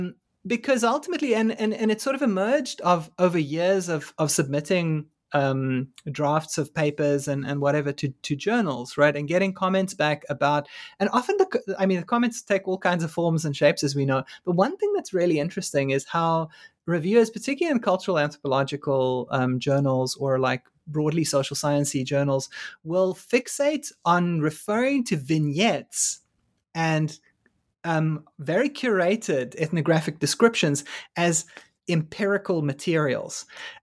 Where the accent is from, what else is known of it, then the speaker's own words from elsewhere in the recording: South Africa; I mean, largely as a South African and being increasingly in these weird alienated spaces of like working on race and black students in China